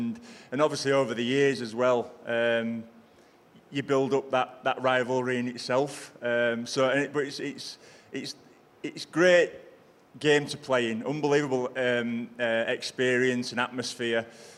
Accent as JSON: {"language": "English", "town": "Selby", "region": "Yorkshire and the Humber", "country": "United Kingdom", "tie": "born or raised there", "also_born_or_lived": "Castleford", "said": "My dad was a minor, so we moved out from Castleford to Selby when I've only been 4 years old."}